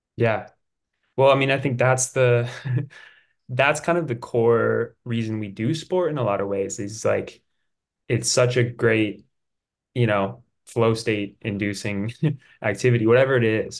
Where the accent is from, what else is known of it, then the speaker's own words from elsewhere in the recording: Durango, Colorado, United States; also born or lived in San Luis Obispo, California; I'm from Durango, Colorado